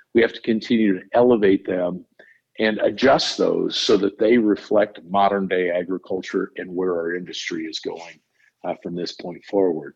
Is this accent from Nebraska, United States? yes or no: yes; Nebraska, United States; I grew up in Nebraska, went to school there